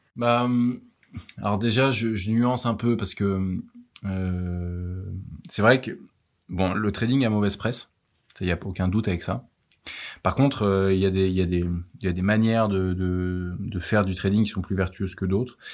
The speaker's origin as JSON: {"language": "French", "town": "Versailles", "region": "Île-de-France", "country": "France", "tie": "born or raised there", "also_born_or_lived": "Lille", "said": "J'ai grandi à Versailles"}